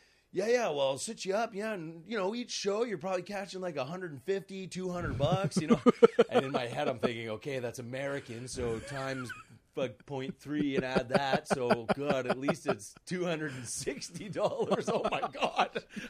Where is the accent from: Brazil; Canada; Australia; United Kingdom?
Canada; East Coast, Atlantic Canada; moved away as an adult; also born or lived in northern Maine, United States / Montreal, Canada; now in Calgary, Canada; I was born in northern Maine and came across to Canada when I was about 6 years old.